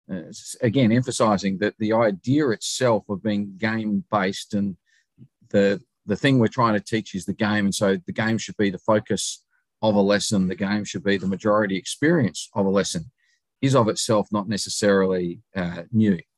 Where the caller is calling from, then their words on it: Adelaide, South Australia, Australia; I'm speaking today from Adelaide, South Australia. It's about 9.35 in the evening here in South Australia.